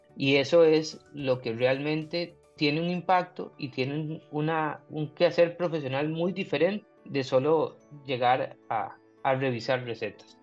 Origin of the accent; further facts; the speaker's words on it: Turrialba, Cartago, Costa Rica; moved away as an adult; now in Pococí, Costa Rica; Yo soy foráneo, soy de Turrialba originario y ahora soy pocosiseño